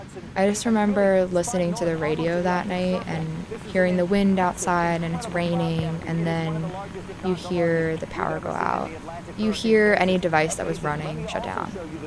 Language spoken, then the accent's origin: English; New York City, New York, United States; I grew up in the Rockaways. I've lived in this neighborhood my entire life. I feel very tied to Rockaway.